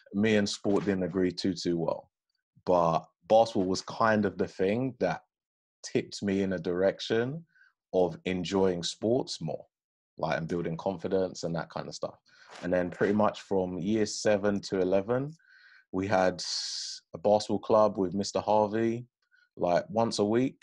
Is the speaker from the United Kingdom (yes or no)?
yes; United Kingdom; also born or lived in Forest Gate, London / Stanford-le-Hope, Essex; So I was born in East London. So I was living in between like Stratford and Forest Gate and Plaistow for a little bit, but mostly in Forest Gate. So I was there for some time, but I was simultaneously living and going to school in a little town in Essex called Stamfordley Hope